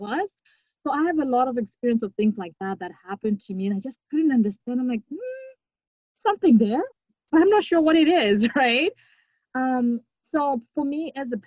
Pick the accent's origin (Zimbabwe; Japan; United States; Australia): Zimbabwe; moved away as an adult; now in Winnipeg, Canada; I grew up in Zimbabwe with people that look like me